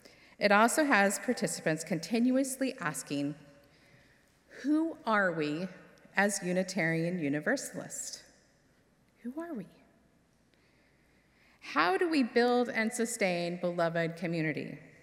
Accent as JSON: {"language": "English", "region": "California", "country": "United States", "tie": "born there", "said": "I was born in California, which meant I was exposed to the Pacific Ocean and mountains on a regular basis."}